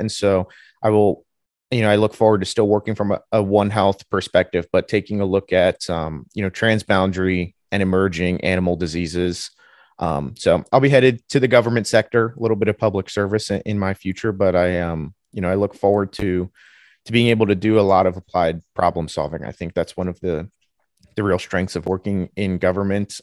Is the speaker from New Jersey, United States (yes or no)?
yes; New Jersey, United States; moved away as an adult; also born or lived in Ohio, United States; I'm from New Jersey originally